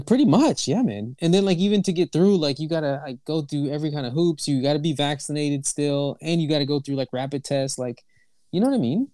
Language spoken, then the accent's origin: English; Houston, Texas, United States; moved away as an adult; now in Toronto, Canada; I'm from Texas, right? I'm originally from Houston, Texas